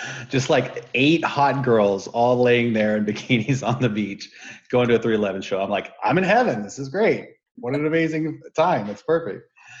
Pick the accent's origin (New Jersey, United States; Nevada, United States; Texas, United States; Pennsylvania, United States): Texas, United States; moved away; also born or lived in Colorado / Nebraska / California; So I grew up in Texas, ended up bouncing around between Colorado and Nebraska, where I got introduced to … in Nebraska. Started skating professionally, rollerblading, which led me from Colorado to California. And here I am.